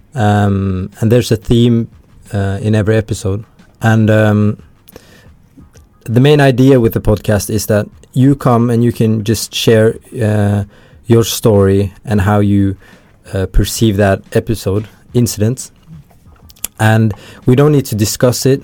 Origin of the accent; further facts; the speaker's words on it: Oslo, Norway; moved away as an adult; now in Trondheim, Norway; I just came here to visit my parents because I'm I'm from Oslo